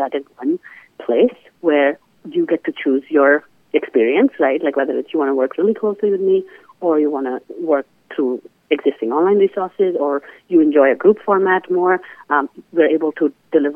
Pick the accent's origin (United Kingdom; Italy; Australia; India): India; moved away as an adult; now in United States; I come from India